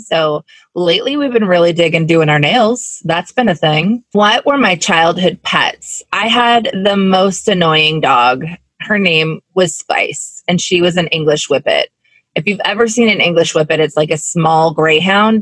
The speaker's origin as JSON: {"language": "English", "town": "Carnation", "region": "Washington", "country": "United States", "tie": "born or raised there", "lives_now": "Seattle, United States", "said": "I grew up in Carnation, Washington."}